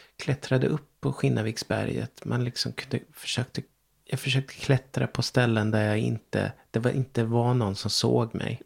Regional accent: Ryda, Sweden; moved away; also born or lived in Stockholm; min plats, där jag växte upp, Ryda

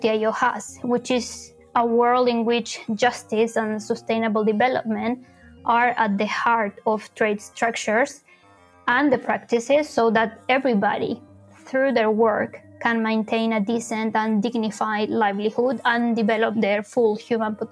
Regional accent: Punta Arenas, Magallanes and Chilean Antarctica, Chile; moved away as an adult; also born or lived in Santiago, Chile; I grew up in the Patagonia of Chile in a small city called Punta Arenas

